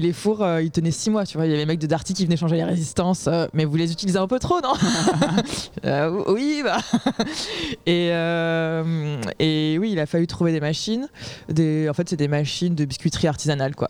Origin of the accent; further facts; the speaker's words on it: Aix-en-Provence, Provence-Alpes-Côte d'Azur, France; je viens d'Aix-en-Provence et j'ai monté une boîte qui fait des biscuits personnalisés